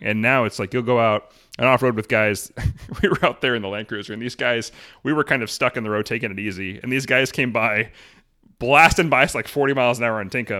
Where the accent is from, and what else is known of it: Arlington, United States; born or raised there